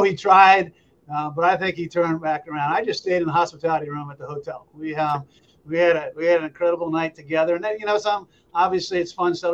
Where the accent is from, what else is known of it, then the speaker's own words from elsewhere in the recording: New Hampshire, United States; moved away as an adult; also born or lived in Florida; I grew up in New Hampshire